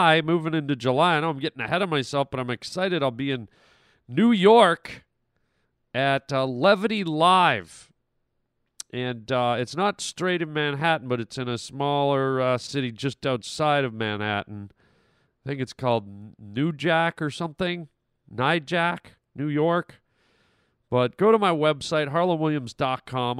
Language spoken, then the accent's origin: English; Canada; now in United States; I'm Canadian